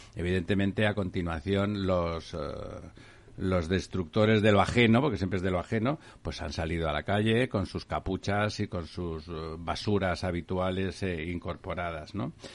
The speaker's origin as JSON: {"language": "Spanish", "town": "Barcelona", "region": "Catalonia", "country": "Spain", "moved": "yes", "said": "en Barcelona, en Barcelona, en mi pueblo"}